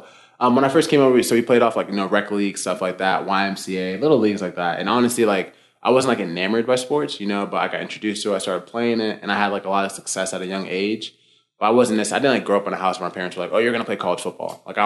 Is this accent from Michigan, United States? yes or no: no; Tampa, Florida, United States; also born or lived in Boston, Massachusetts; I was born in the States. I was born in Boston, but I grew up mostly in Florida. But inside of my home was very Nigerian in terms of the culture